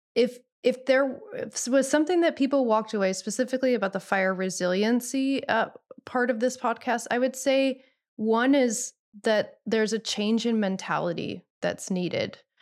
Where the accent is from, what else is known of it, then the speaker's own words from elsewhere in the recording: Midwest, United States; now in Los Angeles, United States; like you, I'm from the Midwest originally.